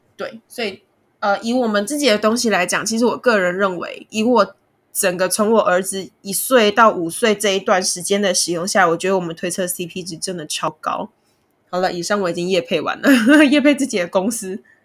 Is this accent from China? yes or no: no; Kaohsiung, Taiwan; now in Taipei, Taiwan; 我们的仓库设置在高雄，就是我的家乡